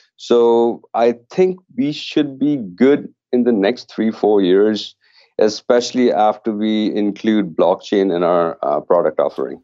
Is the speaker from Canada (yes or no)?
yes; Canada; being Canadian